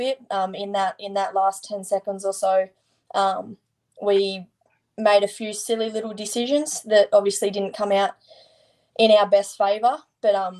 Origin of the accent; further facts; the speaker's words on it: Leeton, New South Wales, Australia; moved away as an adult; now in Sydney, Australia; Leeton. I'm 55 k's from Griffith.